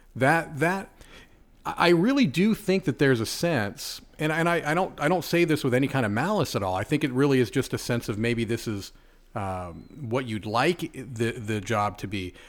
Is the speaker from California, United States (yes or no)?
yes; Southern California, United States; moved away as an adult; also born or lived in Connecticut / New York / Nevada / Indiana; now in South Florida, United States; I was born and raised in California